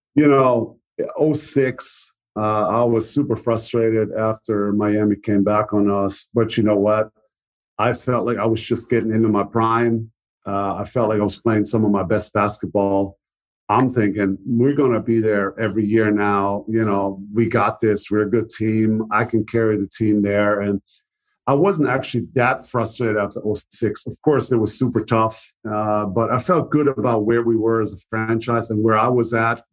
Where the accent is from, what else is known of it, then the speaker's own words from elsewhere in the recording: Germany; English is a second language; moved away as an adult; also born or lived in Dallas; to Germany, to my hometown